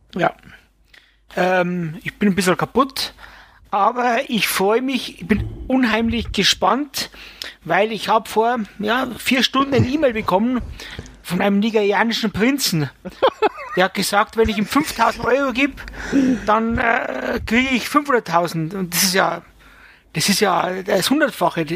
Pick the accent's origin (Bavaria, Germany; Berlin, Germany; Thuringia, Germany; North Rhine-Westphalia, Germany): Bavaria, Germany; es kommt ja bald die Stadezeit, wie es bei uns in Bayern heißt